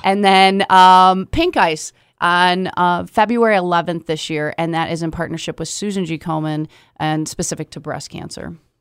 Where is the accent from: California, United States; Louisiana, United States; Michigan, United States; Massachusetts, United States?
Michigan, United States; Kalamazoo; I am, born and raised here